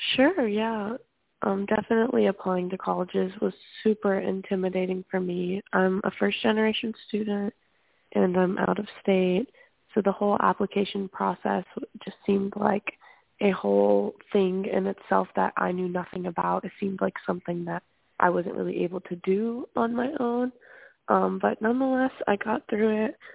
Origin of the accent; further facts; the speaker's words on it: Louisiana, United States; moved away as an adult; now in Berkeley, United States; I'm from Louisiana.